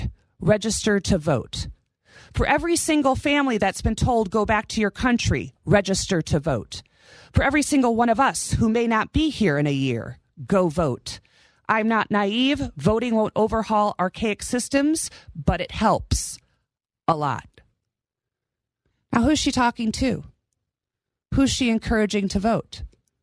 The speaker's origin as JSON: {"language": "English", "region": "California", "country": "United States", "tie": "born or raised there", "moved": "yes", "lives_now": "Nevada, United States", "said": "growing up in California half my life"}